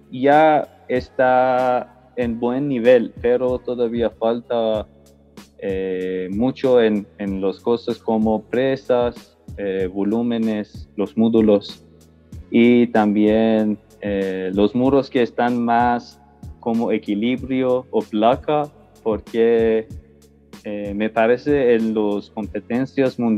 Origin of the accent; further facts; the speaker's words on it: Iran; Spanish is a second language; moved away as an adult; now in Quito, Ecuador; Soy de Irán y hace casi tres años vivo aquí en, Quito.